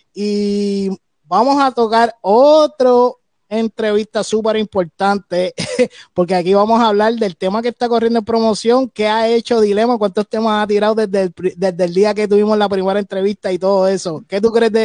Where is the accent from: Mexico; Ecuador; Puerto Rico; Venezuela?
Puerto Rico; aquí los tres que estamos en el panel, dos, tres somos de PR